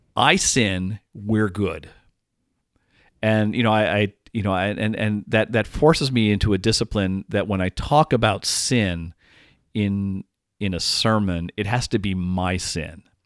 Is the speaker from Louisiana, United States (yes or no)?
no; Dallas, Texas, United States; now in Madison, United States; I'm originally from Dallas, and I learned to drive in Dallas